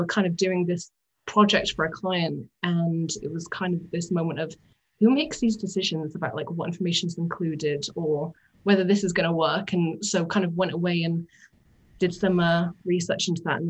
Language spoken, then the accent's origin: English; West Midlands, United Kingdom; now in Scotland; I grew up in the West Midlands, kind of right next to the Cotswolds, but not quite on that nice part of it, just in a really little village